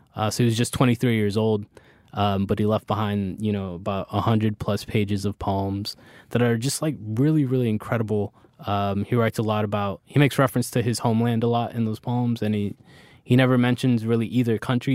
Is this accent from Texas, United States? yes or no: no; Miami, Florida, United States; also born or lived in Bronx, New York / Orlando; I moved to Florida when I was small.